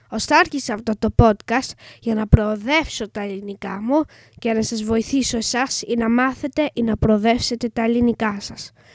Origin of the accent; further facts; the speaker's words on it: England, United Kingdom; Greek is a second language; είμαι έντεκα και είμαι Άγγλος